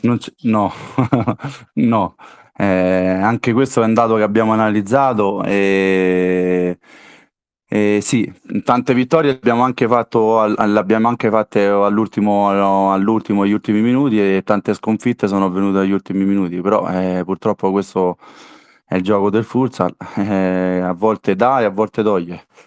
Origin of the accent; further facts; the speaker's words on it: Castelli Romani, Lazio, Italy; io sono dei Castelli e ho giocato ci 4 anni a Genzano